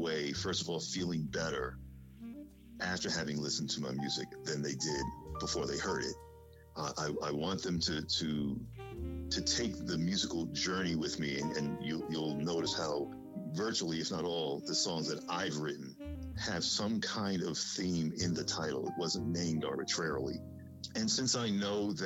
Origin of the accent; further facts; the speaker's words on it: New York City, New York, United States; I grew up in the Bronx, but we went to church in Harlem